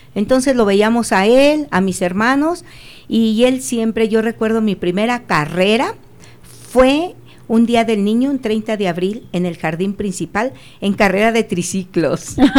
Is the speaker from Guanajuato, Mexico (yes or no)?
yes; Acámbaro, Guanajuato, Mexico; yo soy de Acámbaro, ahí nací